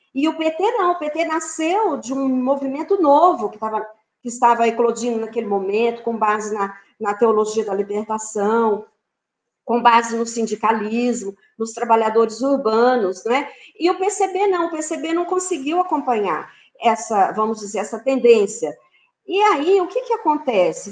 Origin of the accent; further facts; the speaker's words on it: São Paulo, Brazil; moved away; also born or lived in Mato Grosso do Sul; Eu não sou nascida em Mato Grosso do Sul, sou paulista